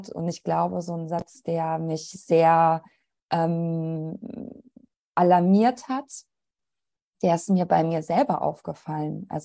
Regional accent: Italy; now in Germany; Also ich bin halt einfach eine weiße deutsche Kartoffel. Gut, ich bin Italienerin

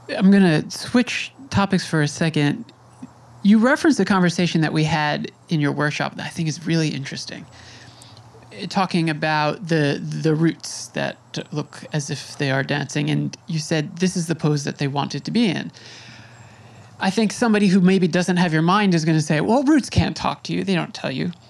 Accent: Suffolk County, New York, United States; I grew up in Suffolk in a place that to me felt very conservative

